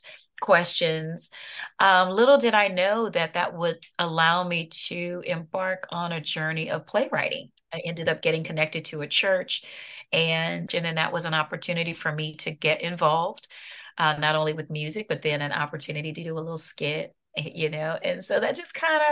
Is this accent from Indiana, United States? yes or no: no; New Orleans, Louisiana, United States; now in Atlanta, United States; I'm in Atlanta, Georgia. That's where we reside now. I'm originally from New Orleans, Louisiana